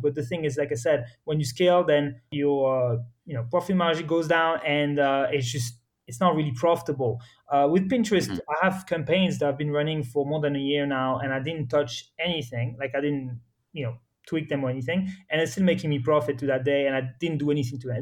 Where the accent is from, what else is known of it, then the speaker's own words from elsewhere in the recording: Morocco; moved away; also born or lived in France / United States / Spain / Switzerland; I was born and raised in Morocco, but I'm actually French